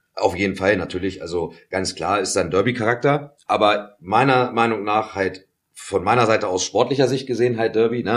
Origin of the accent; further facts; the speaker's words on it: Göttingen, Lower Saxony, Germany; ich bin in Göttingen geboren, das darf man nicht vergessen. Und ja. ich habe auch eine Göttinger Vergangenheit. Ich bin in Geismar aufgewachsen.